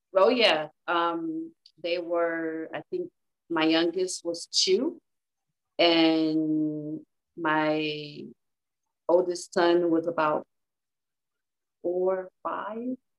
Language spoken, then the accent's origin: English; Inglewood, California, United States; moved away as an adult; now in Las Vegas, United States; I am from Inglewood, California.